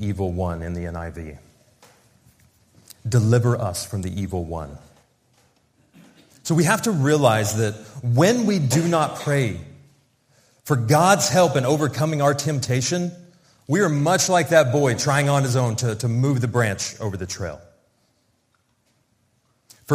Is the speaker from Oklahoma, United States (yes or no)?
yes; Oklahoma, United States; moved away as an adult; also born or lived in Russia / Moscow, Russia; now in Cardiff, United Kingdom; We grew up in the same village in Oklahoma